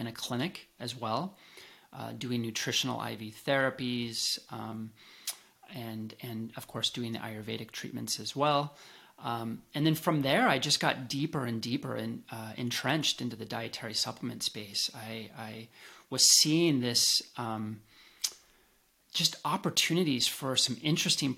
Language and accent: English; Colorado, United States; moved away as an adult; also born or lived in Seattle; I grew up in Colorado in some of the earliest health food stores in the nation